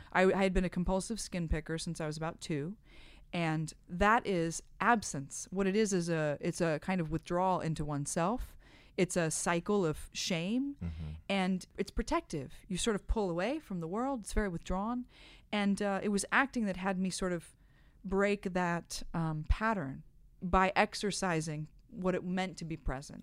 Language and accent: English; Midwest, United States; I'm from the Midwest